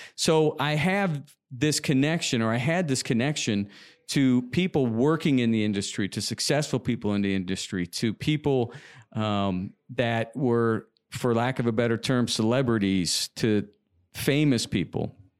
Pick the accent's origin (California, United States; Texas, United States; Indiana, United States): Indiana, United States; Indianapolis; moved away as an adult; also born or lived in Los Angeles; being born and raised in Indiana